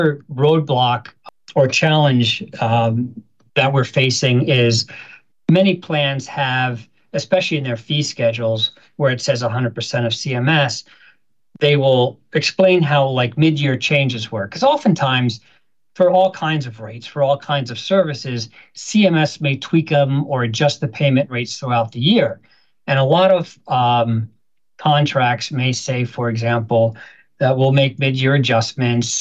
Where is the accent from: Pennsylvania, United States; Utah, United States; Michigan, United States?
Pennsylvania, United States; Philadelphia; I'm from Philadelphia